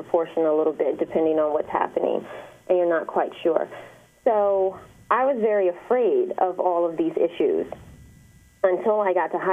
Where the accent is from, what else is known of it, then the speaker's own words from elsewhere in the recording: Detroit, Michigan, United States; I'm from the east side of Detroit